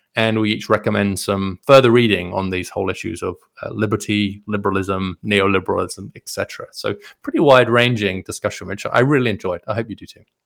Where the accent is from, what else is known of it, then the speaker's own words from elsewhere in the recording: United Kingdom; as a British liberal